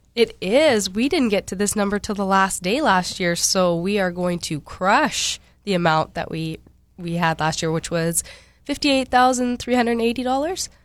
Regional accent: Cranberry Portage, Manitoba, Canada; moved away; I grew up in Cranberry Portage, way up north

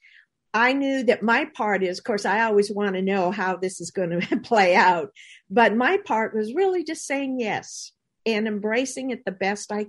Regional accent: Manitoba, Canada; I grew up in Manitoba, Canada. I like to call it my little house on the prairie.

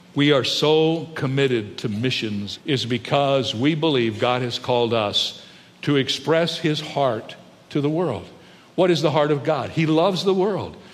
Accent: United States; I love the United States of America. I'm glad I was born here. I'm excited about being an American.

